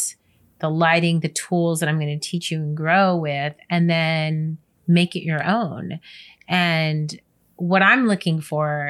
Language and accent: English; New York, United States; moved away; also born or lived in California; Born and raised in New York